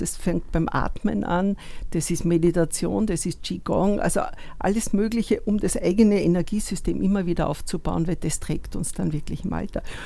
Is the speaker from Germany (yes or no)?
no; Upper Austria, Austria; moved away as an adult; also born or lived in Vienna; ich komme aus Oberösterreich und habe in Wien studiert